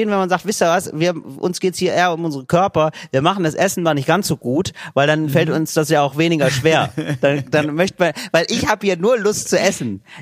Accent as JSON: {"language": "German", "country": "Italy", "second_language": "German", "said": "Ja, das ist mir als Italiener erstmal gar nicht so klar gewesen"}